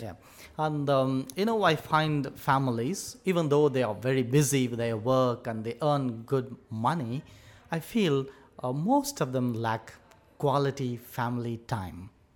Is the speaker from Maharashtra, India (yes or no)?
no; Tamil Nadu, India; moved away as an adult; now in United Arab Emirates; I'm from uh, India, southern part of India, a state called Tamil Nadu.